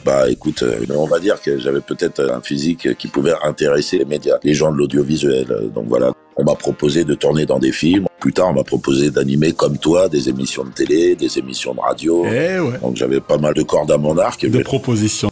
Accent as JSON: {"language": "French", "town": "Paris", "region": "Île-de-France", "country": "France", "tie": "born or raised there", "said": "je suis né à Paris"}